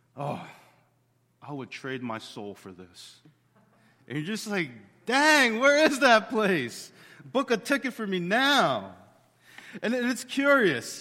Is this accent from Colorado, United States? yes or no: no; Bensalem, Pennsylvania, United States; we grew up in Ben Salem behind the strip mall